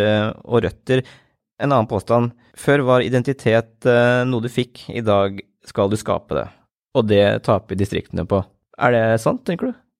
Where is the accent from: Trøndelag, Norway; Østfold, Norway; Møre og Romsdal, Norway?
Østfold, Norway; Askim; also born or lived in Oslo; Grønlund, som er mitt område. Det er der jeg vokste opp